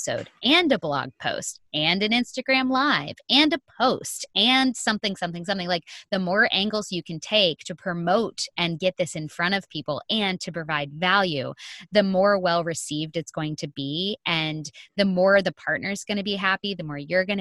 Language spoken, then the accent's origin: English; Sebastian, Florida, United States; moved away as an adult; now in California, United States; I'm from Sebastian, which is only like 2.5 hours north of Boca